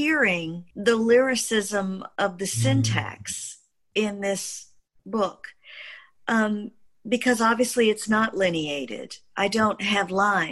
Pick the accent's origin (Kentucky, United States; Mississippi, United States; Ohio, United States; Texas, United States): Mississippi, United States; as a Black child growing up in Mississippi